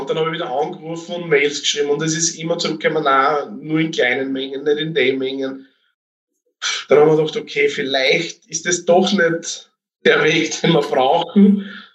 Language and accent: German; Austria; Deutsch-Kaltenbrunn kenne ich schon, das ist 20 Kilometer von mir daheim entfernt